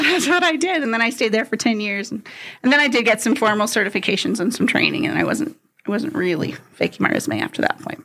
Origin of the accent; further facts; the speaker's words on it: San Jose, California, United States; moved away; I grew up in the San Francisco Bay Area, California. So about San Jose is about south from San Francisco.